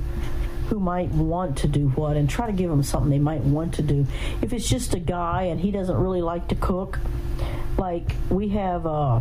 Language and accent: English; the South, United States; moved away; I'm from the South